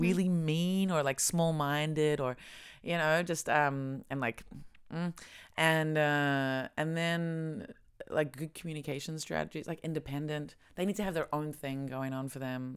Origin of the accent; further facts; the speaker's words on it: Australia; moved away; I come from Australia